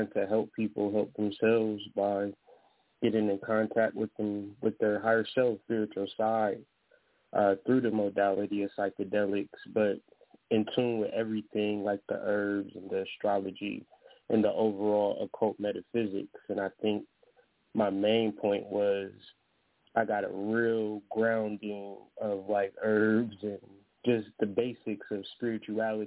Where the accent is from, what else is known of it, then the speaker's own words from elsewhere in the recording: Ohio, United States; moved away as an adult; now in Michigan, United States; I'm from Ohio, but now I'm in Michigan